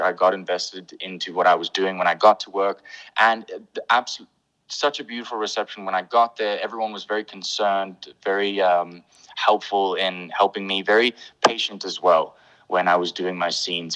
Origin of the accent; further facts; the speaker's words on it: Pretoria, Gauteng, South Africa; accent: English; also born or lived in Bethlehem, Free State; I was born in Bethlehem in the Free State, but I grew up here in Pretoria